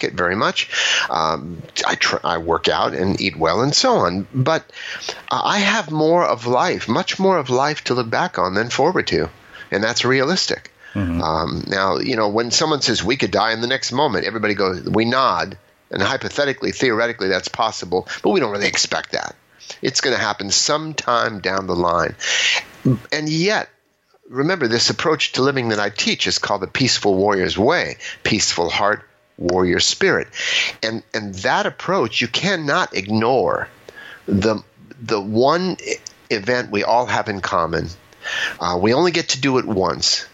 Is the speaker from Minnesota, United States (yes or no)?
no; Los Angeles, California, United States; I grew up in Los Angeles